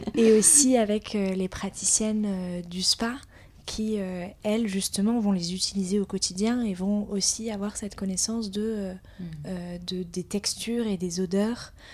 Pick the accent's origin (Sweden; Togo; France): France; Biarritz, Nouvelle-Aquitaine; now in Paris, France; on a grandi à Biarritz